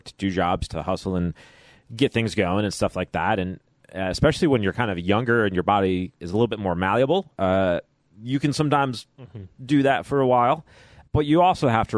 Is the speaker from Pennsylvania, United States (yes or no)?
no; Chicago, Illinois, United States; I was born and raised in Chicago, so I do like a thicker, deeper sort of pizza.